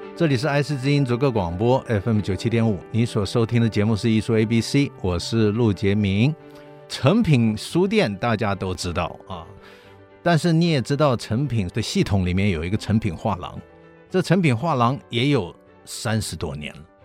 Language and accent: Chinese; Kaohsiung, Taiwan; 我的老家就在建业新村。对，叫隔壁村子。隔壁村子。呃，我小时候因为我父亲是海军嘛，嗯，那么嗯。所以他就住在建业新村，尾崎路